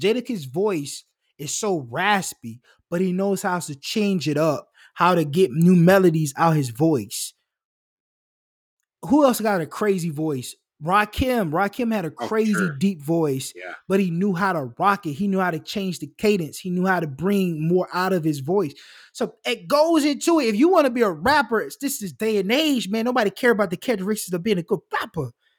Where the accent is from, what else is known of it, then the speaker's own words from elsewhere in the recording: Kentucky, United States; I'm just a Jewish kid. I'm from Kentucky.